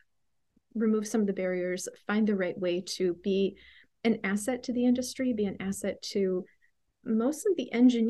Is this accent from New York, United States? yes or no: no; Pittsburgh, Pennsylvania, United States; where I grew up in the Pittsburgh, Pennsylvania area